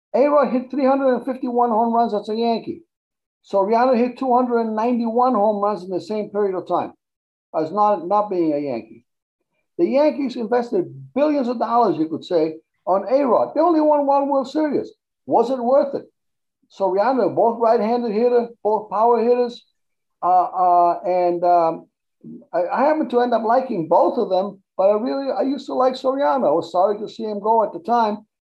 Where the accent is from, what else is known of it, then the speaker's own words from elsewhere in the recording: Argentina; now in United States; I didn't grow up in this country, but when I when I grew up in Argentina